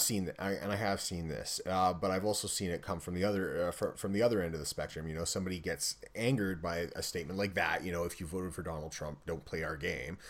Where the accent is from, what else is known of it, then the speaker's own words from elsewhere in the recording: Canada; I'm Canadian